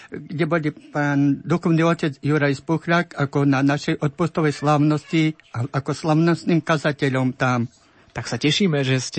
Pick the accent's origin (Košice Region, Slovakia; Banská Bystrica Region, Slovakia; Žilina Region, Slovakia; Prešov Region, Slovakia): Prešov Region, Slovakia; Krivany; moved away; pochádzam ja z dediny Krivany